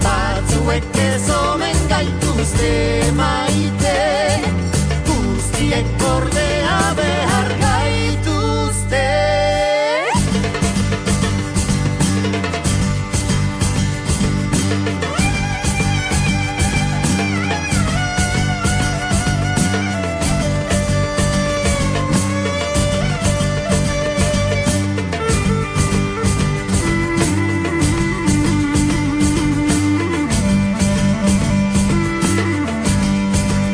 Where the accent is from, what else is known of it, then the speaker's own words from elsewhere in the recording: Finaghy, Northern Ireland, United Kingdom; Finihy, in case you didn't know, is a village just to the west of Belfast, towards Lisburn, where I originally come from